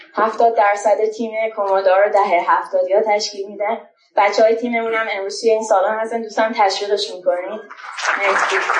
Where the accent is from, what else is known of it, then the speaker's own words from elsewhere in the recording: Shiraz, Fars, Iran; moved away as an adult; now in Tehran, Iran; یه فاندر شیرازی هم که الان از تهران اومدم